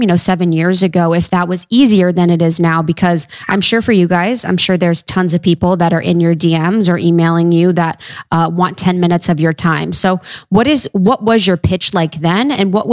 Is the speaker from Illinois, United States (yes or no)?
no; Ohio, United States; I'm from Ohio